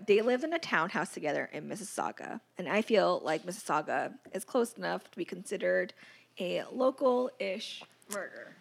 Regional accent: United States; I was born in America

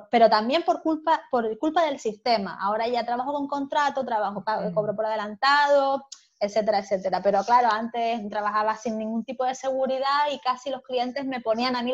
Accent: Germany; Spanish is a second language; yo soy alemana

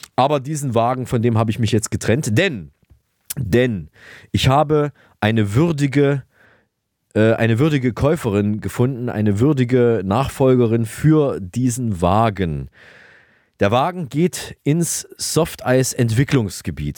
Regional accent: Saalfeld, Thuringia, Germany; moved away; aus meiner alten Heimat äh, Saalfeld

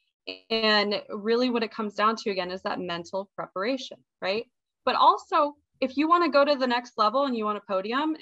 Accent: Montana, United States; now in Hawaii, United States; I'm from Montana originally

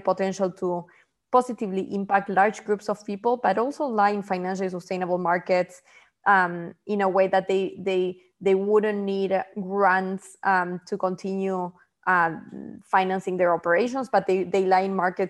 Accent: Argentina; moved away as an adult; also born or lived in Bangladesh; now in New York City, United States; I'm originally from Argentina, but I'm based in New York City for quite some time now.

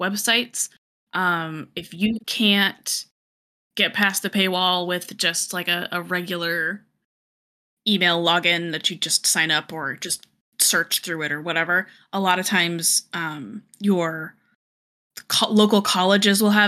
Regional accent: Colorado, United States; moved away; I'm from Colorado originally, and we lived in an area where I could literally walk 2 blocks and be in the woods

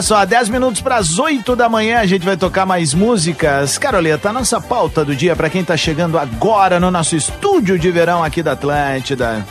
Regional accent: Viamão, Rio Grande do Sul, Brazil; quando era piá em Viamão

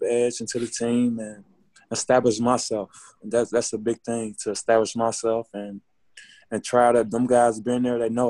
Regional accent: Chicago, Illinois, United States; I'm from Chicago

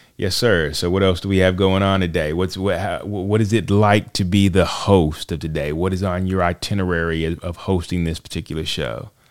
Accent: Charlotte, North Carolina, United States; I am from Charlotte, North Carolina. Uh, I I have been here all my life

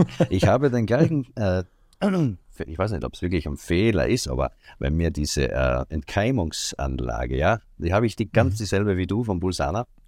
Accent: Seiersberg, Styria, Austria; Ich komme aus Österreich, aus der Steiermark, ganz genau am mhm. Rande mhm. von Graz, genau genommen in Seiersberg heißt die Ortschaft, wo ich wohne, seit meiner Geburt

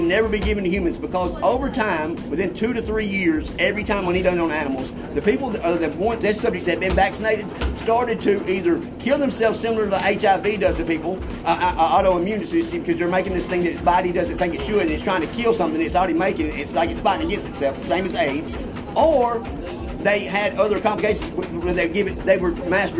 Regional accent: the South, United States; now in Hawaii, United States; where I come from, I'm from the South.

